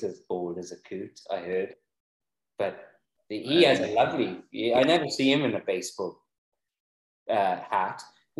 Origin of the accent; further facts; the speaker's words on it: Mid Glamorgan, Wales, United Kingdom; I'm from Mid Glamorgan.